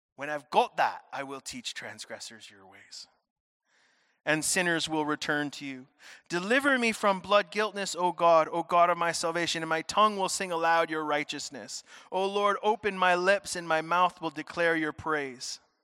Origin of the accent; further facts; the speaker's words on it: United States; moved away as an adult; now in Scotland; I am originally American.